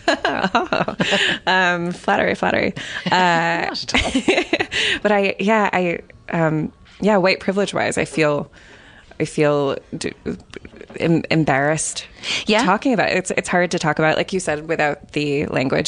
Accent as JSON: {"language": "English", "town": "Los Angeles", "region": "California", "country": "United States", "moved": "as an adult", "lives_now": "Ireland", "said": "I'm from Los Angeles"}